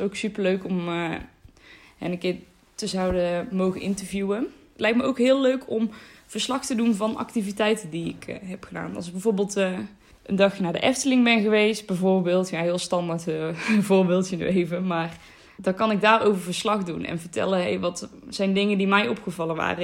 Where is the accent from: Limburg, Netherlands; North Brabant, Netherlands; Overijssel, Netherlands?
North Brabant, Netherlands; 19 jaar en ik kom uit Noord-Brabant